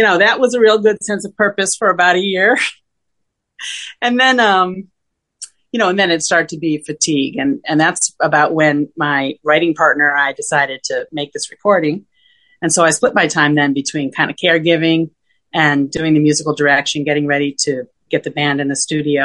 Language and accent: English; Rochester, New York, United States; now in New York City, United States; I was born and raised in Rochester, New York, which is northwestern New York State